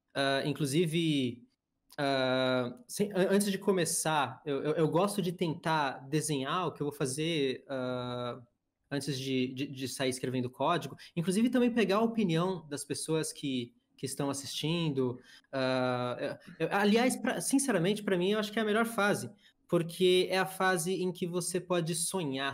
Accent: São Paulo, Brazil; moved away as an adult; also born or lived in Itatiba; now in Santa Catarina, Brazil; Eu sou do sul do Brasil hoje, minha família inteira é de São Paulo, mas eu escolhi o estado de Santa Catarina para morar

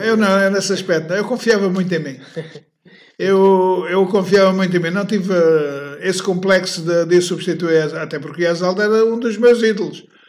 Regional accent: Moita, Setúbal, Portugal; nesta rua que aqui estamos, era onde, foi onde eu nasci

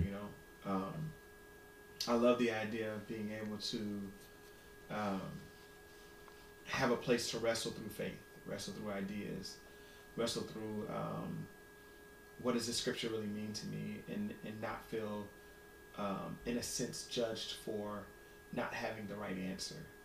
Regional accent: Ohio, United States; now in Washington, D.C., United States; I'm from Ohio

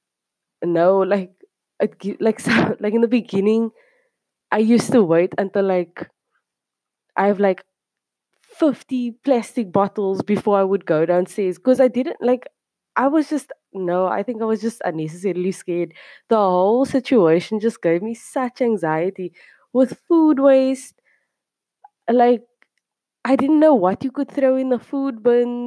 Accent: Cape Town, Western Cape, South Africa; moved away as an adult; now in South Korea; I'm from Cape Town, South Africa, coming at you from somewhere South Korea

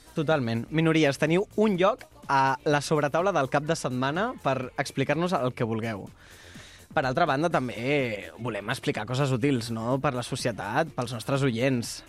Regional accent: Molins de Rei, Catalonia, Spain; sóc de Molins de Rei

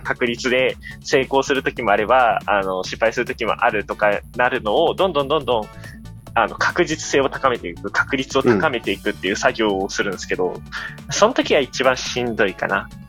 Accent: Miyazaki, Japan; 僕、地元宮崎なんですよ。

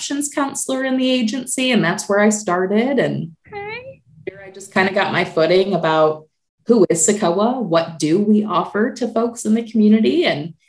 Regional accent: Michigan, United States; moved away as an adult; now in Indianapolis, United States; I'm originally from Michigan

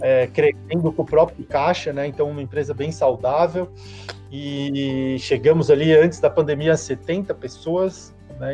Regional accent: Florianópolis, Santa Catarina, Brazil; Eu sou de Florianópolis, né? É, manezinho da ilha aqui.

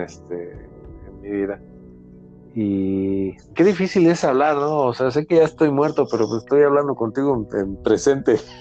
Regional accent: Mexico City, Mexico; yo nací en, en la Ciudad de México, pero cuando antes se llamaba Distrito Federal.

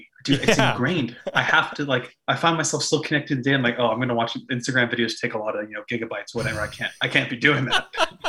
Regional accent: Canada; if we're from Canada

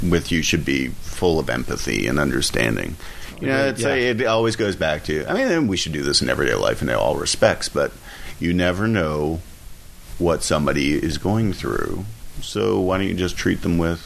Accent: Ottawa, Ontario, Canada; I'm from Ottawa, which is closest to Quebec you can get.

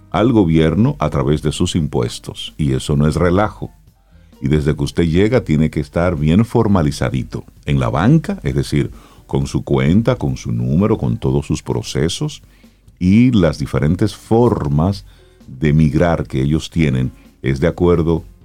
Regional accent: Cibao, Dominican Republic; Yo soy un hombre del Cibao, yo soy un hombre del campo.

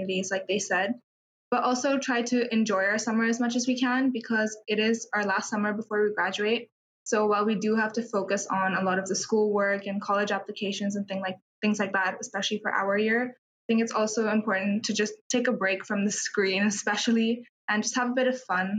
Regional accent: Dubai, United Arab Emirates; I'm also from India, but I was born in Dubai, so I've lived here all my life.

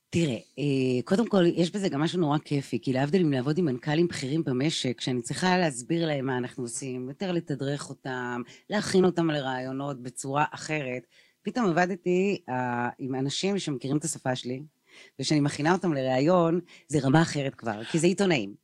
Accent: Tel Aviv, Tel Aviv District, Israel; אני תל אביבית

